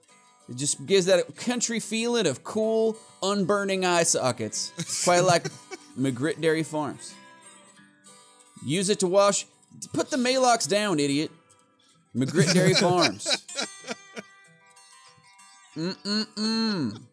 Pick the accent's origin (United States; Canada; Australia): Australia; says Natch Twambo because we're Australian. And it sounds Australian.